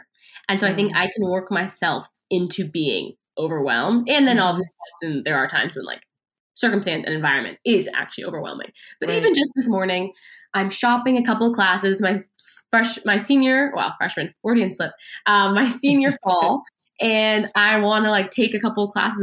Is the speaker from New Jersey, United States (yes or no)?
no; Seattle, Washington, United States; moved away as an adult; now in Palo Alto, United States; I was born and raised in Seattle